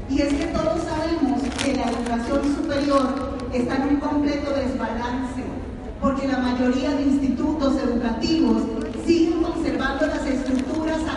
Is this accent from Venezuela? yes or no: yes; Venezuela; moved away; Yo como venezolana vivo esto todos los días.